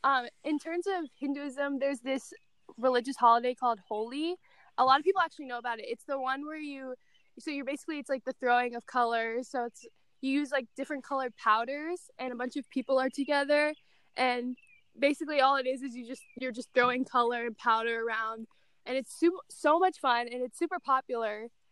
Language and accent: English; United States; My nationality, I'm American, but my mom was born in India. So her nationality, she's Indian. And then my dad, he's also American.